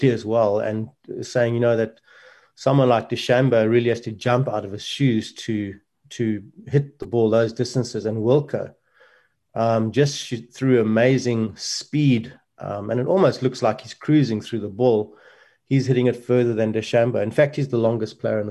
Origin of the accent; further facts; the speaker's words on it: South Africa; a small country like ours